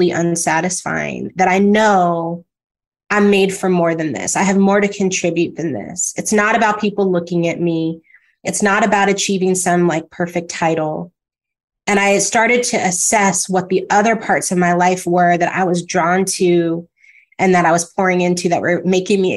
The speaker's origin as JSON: {"language": "English", "region": "California", "country": "United States", "tie": "born or raised there", "also_born_or_lived": "Atlanta", "moved": "as an adult", "lives_now": "New York City, United States", "said": "Live in New York City, because I grew up in California."}